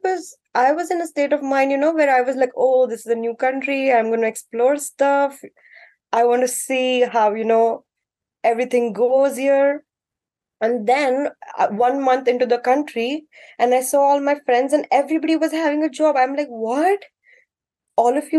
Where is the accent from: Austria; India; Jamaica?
India; Mumbai, Maharashtra; moved away as an adult; now in Ottawa, Canada; I am from Mumbai, the city that never sleeps